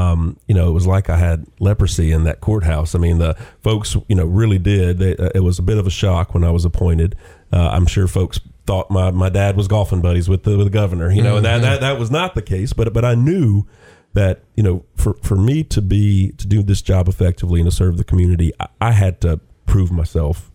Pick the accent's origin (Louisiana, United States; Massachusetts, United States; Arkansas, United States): Louisiana, United States; Lafayette; moved away as an adult; also born or lived in Nashville, Tennessee; now in Chattanooga, United States; I grew up in Lafayette, Louisiana